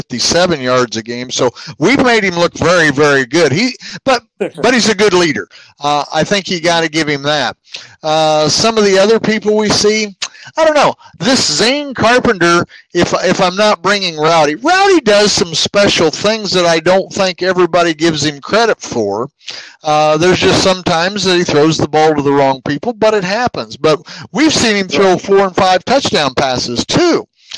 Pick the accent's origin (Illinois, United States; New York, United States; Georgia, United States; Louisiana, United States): Illinois, United States; now in Kentucky, United States; Now, I'm originally from Illinois